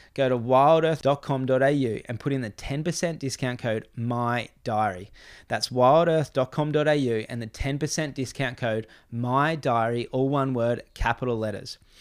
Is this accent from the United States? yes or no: no; Gold Coast, Queensland, Australia; now in Crescent Head, Australia; I grew up on the Gold Coast, I live in Crescent Head